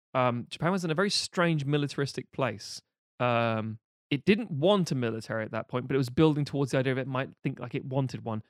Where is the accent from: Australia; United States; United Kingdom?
United Kingdom; a British person